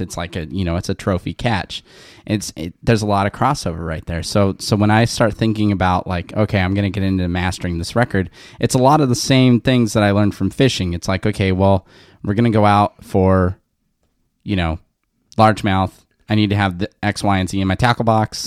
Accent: West Covina, California, United States; I grew up in West Covina

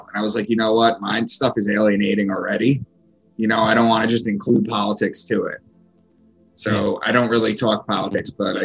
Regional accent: Long Island, New York, United States; moved away as an adult; also born or lived in Boston; I'm from Long Island. I had moved from Long Island to Boston

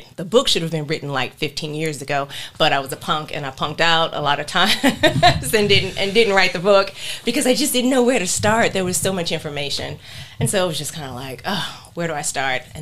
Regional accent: Hampton, Virginia, United States; now in North Carolina, United States; I am from Hampton, Virginia.

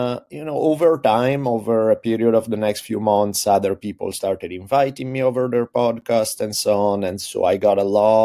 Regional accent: Italy; moved away as an adult; now in United States; I grew up in Italy. I moved to US when I was 18 to go to college out here.

